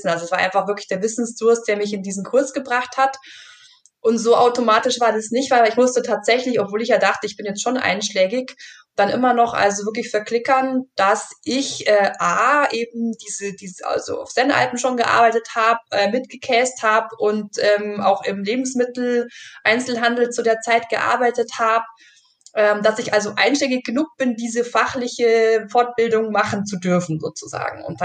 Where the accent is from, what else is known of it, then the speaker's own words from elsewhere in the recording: Bavaria, Germany; also ich komme halt eben aus dem Allgäu und, und ähm, kann man vielleicht ein bisschen so äh, melodramatisch sagen, da hat man so Milch im Blut oder so.